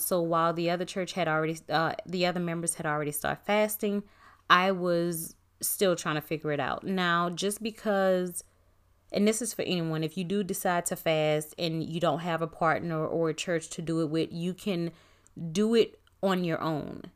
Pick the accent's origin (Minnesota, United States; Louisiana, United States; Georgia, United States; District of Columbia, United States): Louisiana, United States; New Orleans; I'm from Nola